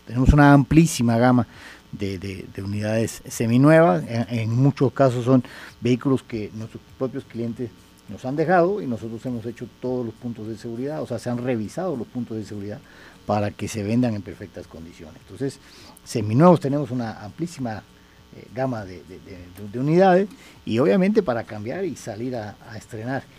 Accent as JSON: {"language": "Spanish", "town": "Havana", "region": "La Habana", "country": "Cuba", "tie": "born or raised there", "moved": "yes", "lives_now": "Mexico", "said": "nací en Cuba, nací en La Habana."}